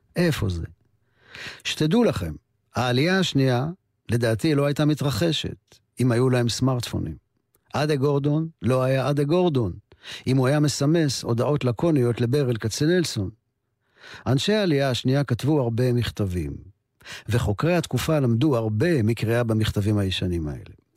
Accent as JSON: {"language": "Hebrew", "town": "Ramat Gan", "region": "Tel Aviv District", "country": "Israel", "tie": "born or raised there", "said": "ובשמי רמת גן, שנות החמישים"}